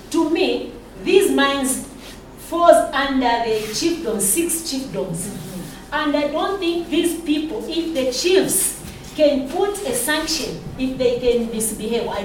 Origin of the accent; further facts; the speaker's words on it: Zambia; I come from Chipini.